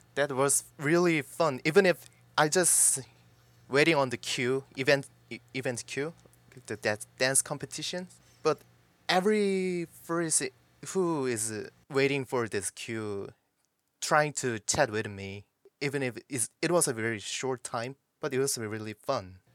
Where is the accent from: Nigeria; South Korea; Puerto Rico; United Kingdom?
South Korea; I also grew up in that environment